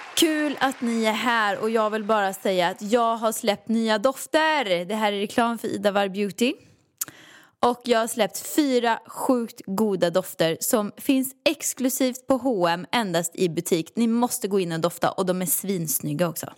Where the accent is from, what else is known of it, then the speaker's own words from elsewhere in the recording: Åmål, Västra Götaland, Sweden; moved away; Jag har aldrig trivts någon annanstans än här förutom i, hemma i Åmål i villan